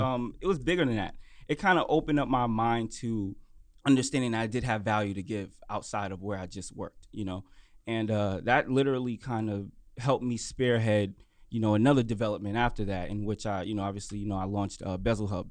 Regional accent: New York City, New York, United States; I'm from Brooklyn, New York

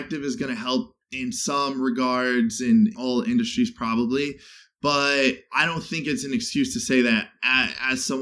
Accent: Chicago, Illinois, United States; now in Los Angeles, United States; growing up in Chicago, growing up in the Midwest

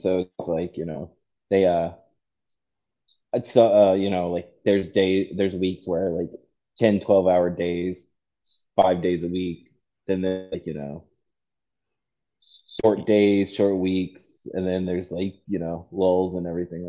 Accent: Virginia, United States; moved away as an adult; now in Georgia, United States; Oh, originally, I grew up, I was born and raised in Virginia.

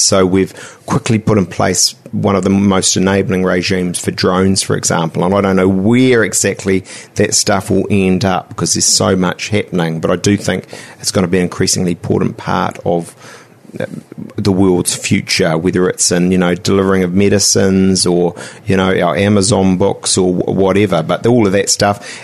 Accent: Auckland, New Zealand; I'm a am uh, a Westie uh, from Te

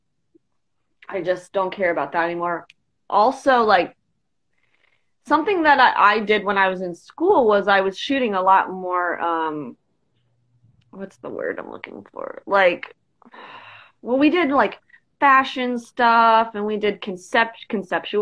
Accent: Dayton, Ohio, United States; moved away as an adult; now in Columbus, United States; from Dayton, which is just like an hour west of here

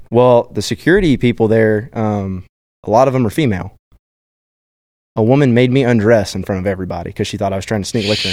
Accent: Austin, Texas, United States; growing up in Austin, obviously, um, I was a freshman in high school

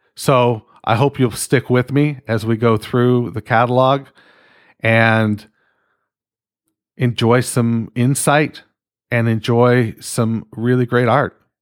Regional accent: Canada; I'm fucking Canadian.

